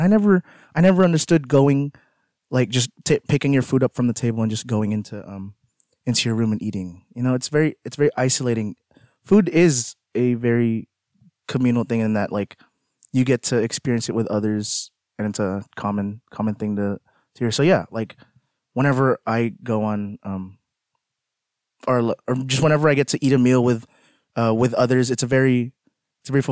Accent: Philippines; I'm Filipino

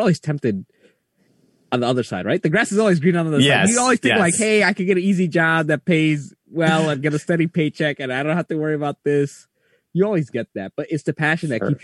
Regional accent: New York City, New York, United States; we grew up in New York City

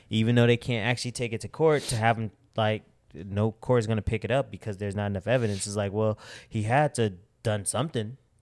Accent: Midwest, United States; I'm from the Midwest

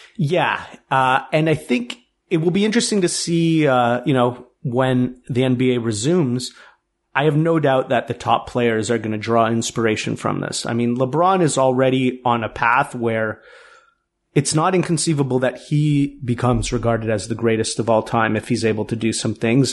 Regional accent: Toronto, Ontario, Canada; growing up in Toronto

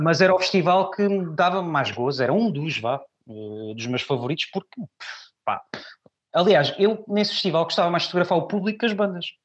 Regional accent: Pinhal Novo, Setúbal, Portugal; moved away as an adult; also born or lived in Lisbon; now in Barreiro, Portugal; eu nasci em Lisboa e fui recambiado, eu vivi muitos anos no Punhal Novo.

